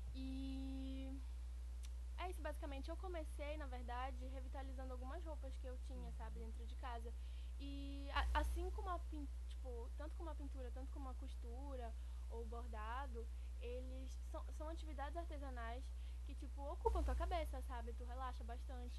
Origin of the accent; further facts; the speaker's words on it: Rondon do Pará, Pará, Brazil; also born or lived in Breves, Brazil; now in Belém, Brazil; eu nasci, eu sou natural de Rondônia do Pará, que é interior do Pará, mais precisamente no sul do Pará.